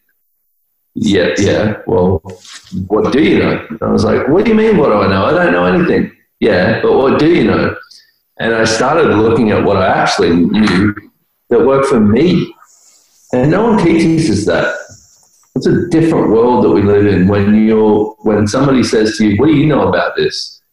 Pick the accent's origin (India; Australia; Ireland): Australia; I'm Australian